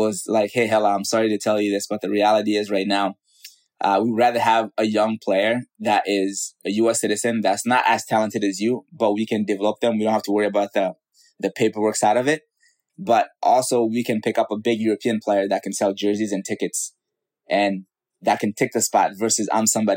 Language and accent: English; Mali; moved away; Growing up in West Africa, Mali